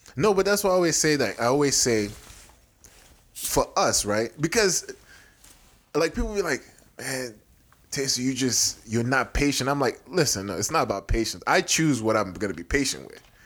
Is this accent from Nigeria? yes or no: yes; Nigeria; also born or lived in Houston, Texas / Nebraska; now in United States; it's my home country